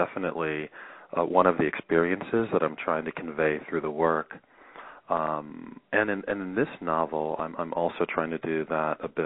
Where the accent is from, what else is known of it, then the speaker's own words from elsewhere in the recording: Columbia, Maryland, United States; moved away; also born or lived in New Orleans, Louisiana; I grew up in Columbia, Maryland, and in New Orleans, Louisiana